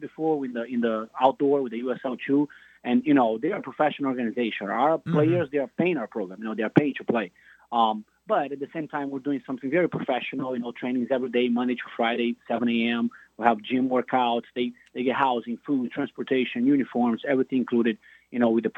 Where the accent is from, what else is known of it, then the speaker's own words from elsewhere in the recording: Rio de Janeiro, Brazil; moved away as an adult; now in United States; I'm from Rio de Janeiro, Brazil